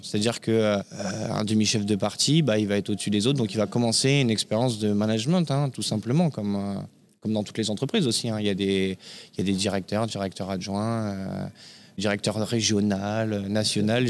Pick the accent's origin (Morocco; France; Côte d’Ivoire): France; Compiègne, Hauts-de-France; also born or lived in La Garenne-Colombes / Courbevoie; now in Paris, France; je suis né en banlieue parisienne à la Garenne-Colombe dans le 92 exactement. J'ai grandi à Courbevoie avec mes parents et la vie a fait que j'ai perdu ma maman à l'âge de 6 ans et mon père qui travaillait dans la région parisienne a décidé de s'installer, de faire un départ euh, en Picardie, à Compiègne